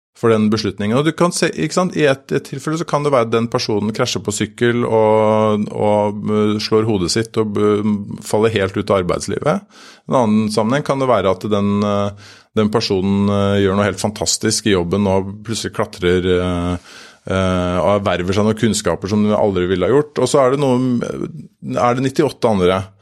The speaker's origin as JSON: {"language": "Norwegian", "town": "Drøbak", "region": "Akershus", "country": "Norway", "said": "Jeg kommer fra Drøbak. Der har vi, der har vi nå et, en svømmehall"}